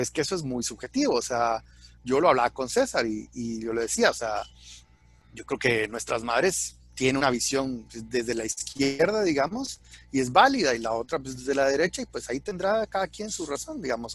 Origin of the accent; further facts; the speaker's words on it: Guatemala; soy alguien de Shell Aguate urbano que no me tocó, digamos, directamente el conflicto armado